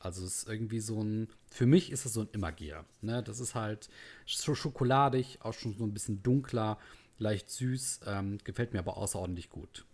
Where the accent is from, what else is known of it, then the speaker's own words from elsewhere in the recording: the North, Northern Germany, Germany; hier bei uns im Norden